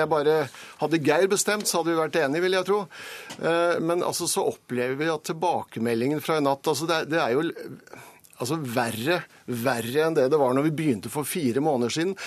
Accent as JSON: {"language": "Norwegian", "region": "Vestfold", "country": "Norway", "said": "der jeg kommer fra, i Vestfold"}